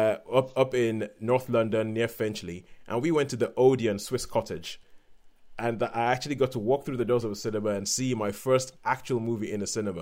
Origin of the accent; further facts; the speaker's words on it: Lagos, Nigeria; growing up in Nigeria in the 1980s